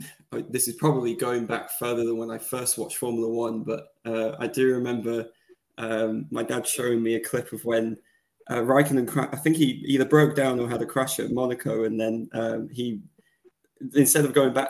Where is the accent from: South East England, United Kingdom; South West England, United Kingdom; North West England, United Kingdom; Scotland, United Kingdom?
North West England, United Kingdom; Rochdale; moved away as an adult; I grew up in Rochdale in the northwest of England. It's about 8 miles northeast of Manchester.